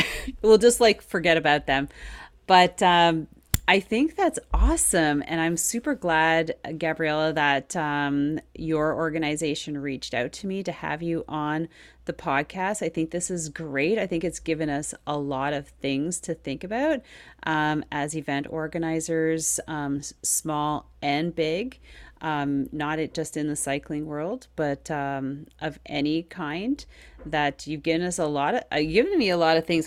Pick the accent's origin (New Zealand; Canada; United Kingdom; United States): Canada; Quebec; first language English; as an Anglophone who is a Quebecer, who grew up in Quebec, you know, was born here. Um, and my first language is English, not French.